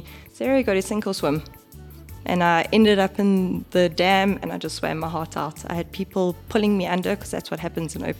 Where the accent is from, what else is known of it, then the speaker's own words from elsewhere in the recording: KwaZulu-Natal, South Africa; now in Johannesburg, South Africa; I'm originally from Natal